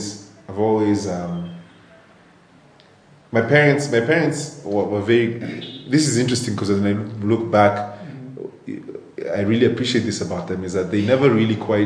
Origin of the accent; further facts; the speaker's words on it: Nairobi, Kenya; I grew up in Nairobi, born and raised